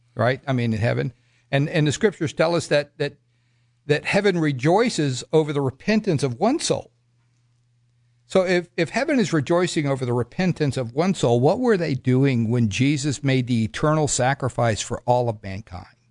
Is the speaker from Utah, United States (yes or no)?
no; Miami, Florida, United States; moved away; also born or lived in Broken Arrow, Oklahoma / Scott City, Kansas; I come from Miami, Florida.